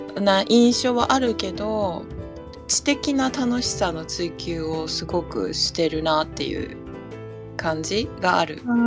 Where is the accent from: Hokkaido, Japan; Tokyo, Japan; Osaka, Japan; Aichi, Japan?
Tokyo, Japan; 東京生まれ、東京育ち。